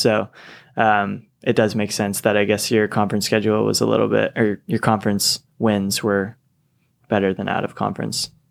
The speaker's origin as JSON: {"language": "English", "town": "Seattle", "region": "Washington", "country": "United States", "moved": "yes", "said": "I'm from Seattle and I played at a community college for two years"}